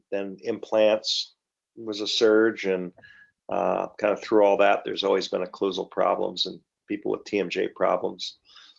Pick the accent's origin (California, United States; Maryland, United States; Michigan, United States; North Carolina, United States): Michigan, United States; also born or lived in Canada / Ohio; now in Portsmouth, Virginia, United States; moved down to Michigan at about two, grew up there